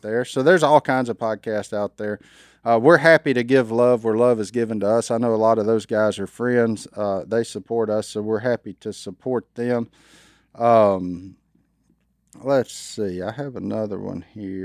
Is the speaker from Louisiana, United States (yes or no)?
yes; Louisiana, United States; I'm a redneck from Louisiana